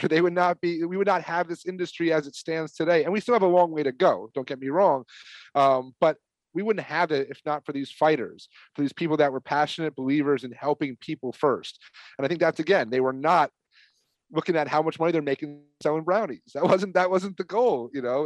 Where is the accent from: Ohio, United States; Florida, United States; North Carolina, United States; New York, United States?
New York, United States; I'm from New York